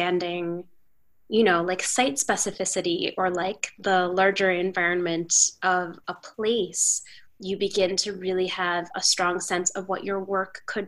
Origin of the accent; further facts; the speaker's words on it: New York City, New York, United States; as a New Yorker